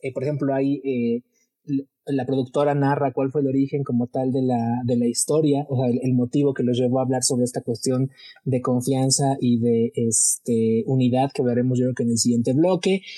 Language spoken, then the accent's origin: Spanish; Mexico; uno como mexicano